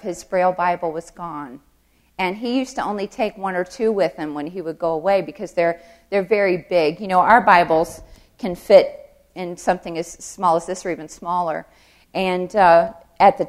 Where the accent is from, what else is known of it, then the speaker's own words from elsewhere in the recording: the South, United States; I'm from the South